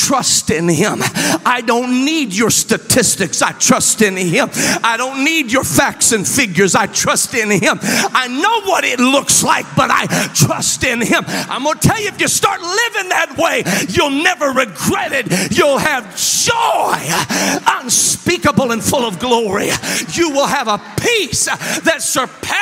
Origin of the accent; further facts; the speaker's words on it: Memphis, Tennessee, United States; I was born in Memphis, Tennessee